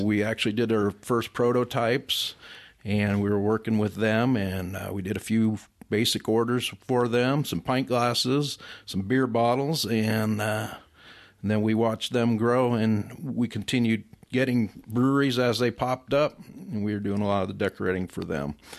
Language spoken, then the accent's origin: English; Chicago, Illinois, United States; moved away; I'm originally from Chicago. Been out here for forty-two years, so I'd pretty much consider myself a native